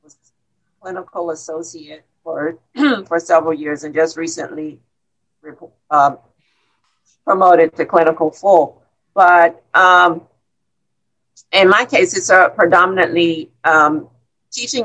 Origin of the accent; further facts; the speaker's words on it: Miami, Florida, United States; I grew up in Coconut Grove here in Miami